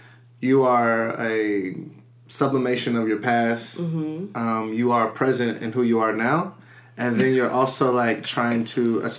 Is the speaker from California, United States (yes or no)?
no; Marietta, Georgia, United States; I'm a designer from Marietta, Georgia.